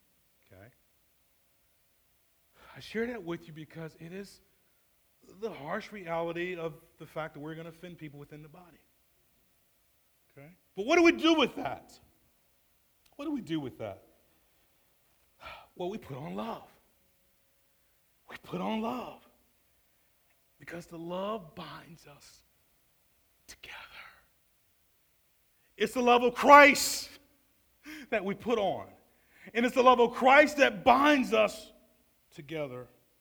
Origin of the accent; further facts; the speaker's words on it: Atlanta, Georgia, United States; I'm from Atlanta.